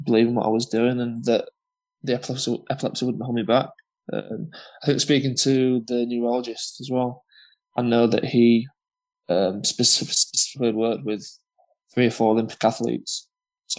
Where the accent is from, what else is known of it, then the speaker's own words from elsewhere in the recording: Huddersfield, Yorkshire and the Humber, United Kingdom; from Huddersfield